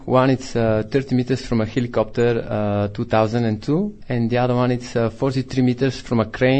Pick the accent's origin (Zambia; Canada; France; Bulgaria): Bulgaria; moved away; I'm from Bulgaria.